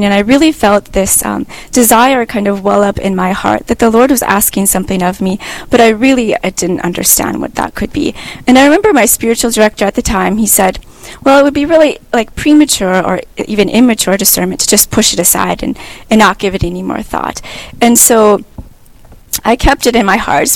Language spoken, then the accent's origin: English; Bismarck, North Dakota, United States; also born or lived in Italy / Turkey; I'm from Bismarck, North Dakota, graduated from St. Mary's High School